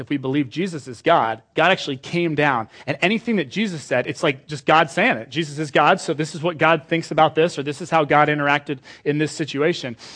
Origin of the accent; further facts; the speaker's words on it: United Kingdom; now in Washington, United States; I'm British